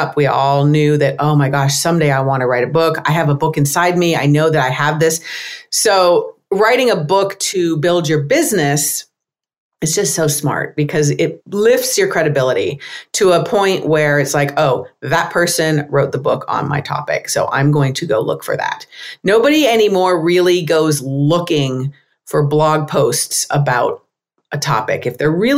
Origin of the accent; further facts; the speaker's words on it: United States; I'm American